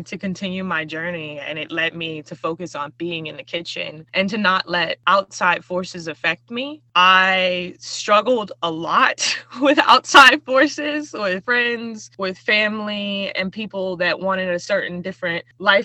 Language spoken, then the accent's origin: English; United States; as a young Black woman growing up in America